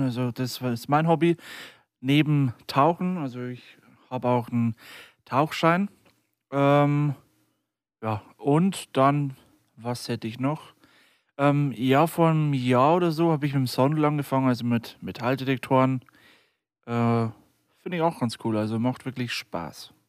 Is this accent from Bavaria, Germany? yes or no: yes; near Deggendorf, Bavaria, Germany; bin 23 Jahre alt und komme aus der Nähe von Deggendorf